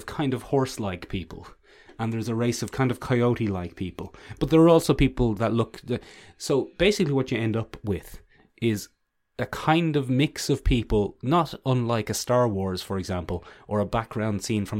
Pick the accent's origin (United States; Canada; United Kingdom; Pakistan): United Kingdom; London; accent: London; they're not a patch on my London accent.